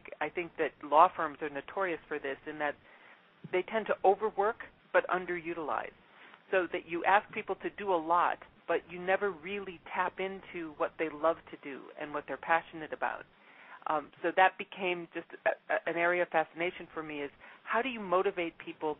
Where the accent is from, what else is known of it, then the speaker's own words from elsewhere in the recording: Midwest, United States; moved away; also born or lived in Mexico / Brazil; I'm originally from the Midwest